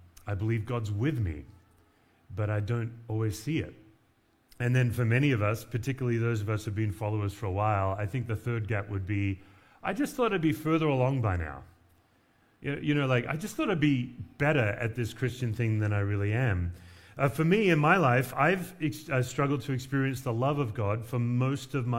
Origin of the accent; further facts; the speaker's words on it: Perth, Western Australia, Australia; moved away as an adult; also born or lived in Knoxville, Tennessee; now in Denver, United States; I moved from the beach culture of Perth to Appalachian, Tennessee